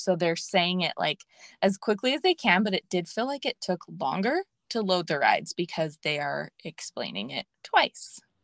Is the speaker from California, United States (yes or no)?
yes; Los Angeles, California, United States; I grew up in L A, and so that's my home base